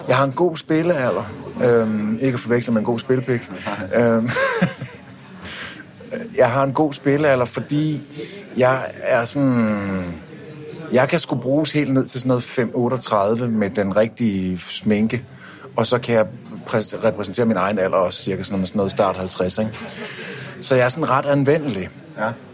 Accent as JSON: {"language": "Danish", "country": "Denmark", "said": "jeg er fra Danmark"}